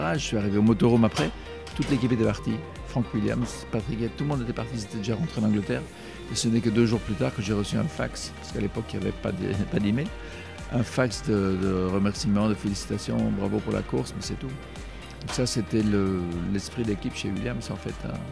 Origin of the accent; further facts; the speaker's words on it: Brussels, Brussels-Capital Region, Belgium; en tant que Belge